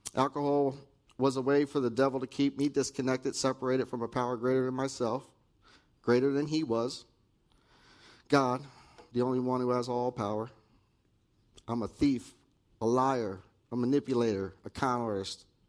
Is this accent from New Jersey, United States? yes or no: yes; Dallaire, New Jersey, United States; also born or lived in Pennsylvania; I was raised in Dallaire, New Jersey